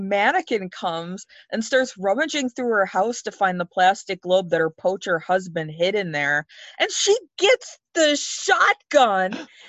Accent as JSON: {"language": "English", "country": "United States", "said": "I'm an American"}